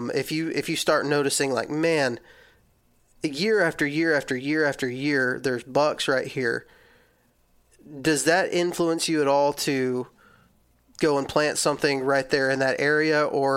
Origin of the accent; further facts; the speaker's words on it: Texas, United States; I'm from Texas, so this is definitely what people do in Texas.